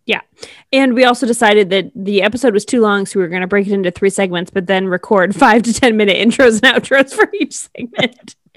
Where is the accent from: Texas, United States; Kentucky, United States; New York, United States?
New York, United States; Buffalo; I was born in Buffalo